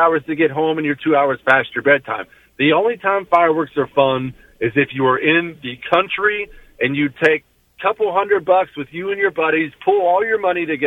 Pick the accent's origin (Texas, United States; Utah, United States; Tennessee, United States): Texas, United States; I'm from Texas